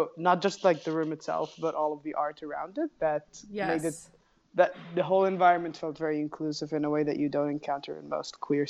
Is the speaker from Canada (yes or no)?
no; Egypt; now in New York, United States; I am an Egyptian playwright currently based in New York.